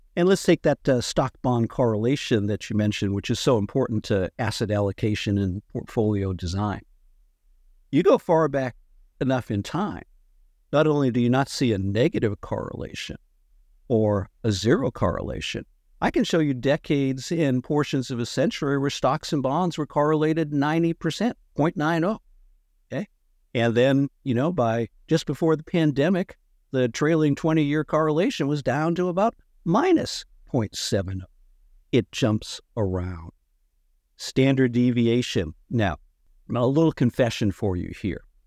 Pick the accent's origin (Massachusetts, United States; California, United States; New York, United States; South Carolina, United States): Massachusetts, United States; I grew up in Massachusetts